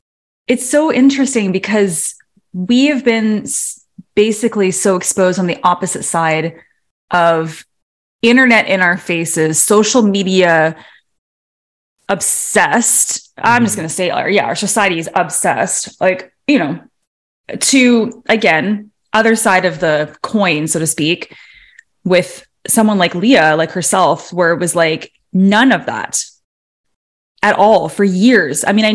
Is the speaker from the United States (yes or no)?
no; Toronto, Ontario, Canada; Speaking of, because I grew up, I was born in Toronto, and I grew up like, you know, the Blue Jays.